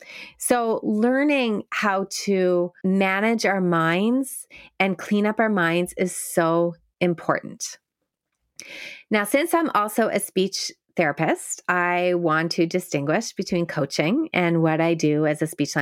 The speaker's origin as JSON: {"language": "English", "country": "Canada", "said": "I am a Canadian speech therapist, only able to work with people within the province of Ontario."}